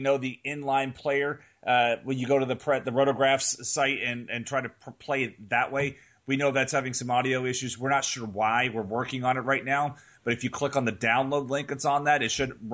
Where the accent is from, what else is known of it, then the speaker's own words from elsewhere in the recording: Houston, Texas, United States; this is my childhood team. I grew up in Houston